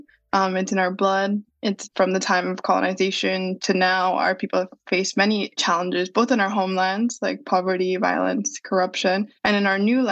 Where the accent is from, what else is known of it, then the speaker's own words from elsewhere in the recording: San Diego, California, United States; moved away as an adult; also born or lived in Santa Clara, United States / Barcelona, Spain; I was born and raised in San Diego.